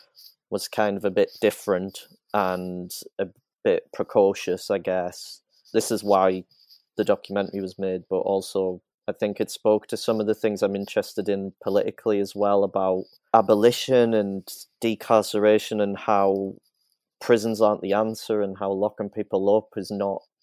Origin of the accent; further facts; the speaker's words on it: County Durham, North East England, United Kingdom; County Durham, which is where I'm from